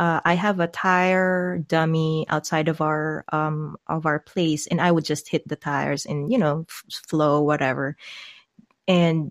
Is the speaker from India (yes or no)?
no; Philippines; as a Filipino